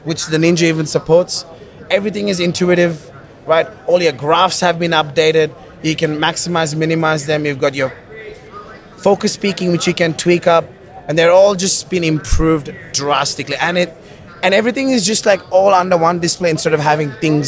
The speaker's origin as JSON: {"language": "English", "country": "Kuwait", "tie": "born or raised there", "also_born_or_lived": "Sri Lanka", "moved": "yes", "lives_now": "Australia", "said": "So I'm Sri Lankan, but I was born and raised in the Middle East in Kuwait"}